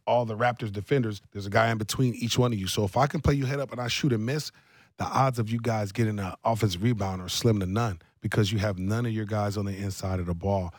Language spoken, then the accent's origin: English; Columbus, Ohio, United States; my hometown, Columbus, Ohio